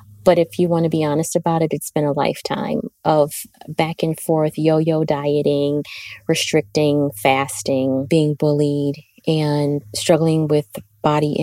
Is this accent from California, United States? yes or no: no; Ohio, United States; I am 45 years old, and I am from Ohio.